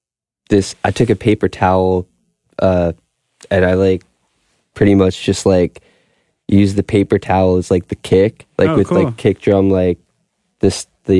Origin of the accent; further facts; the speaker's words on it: Long Beach, New York, United States; And then I grew up in Long Beach